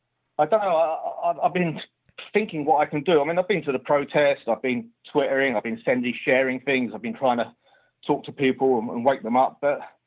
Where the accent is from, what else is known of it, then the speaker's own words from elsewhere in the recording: London, United Kingdom; now in Oxford, United Kingdom; I'm from London originally, but I'm in Oxford at the moment.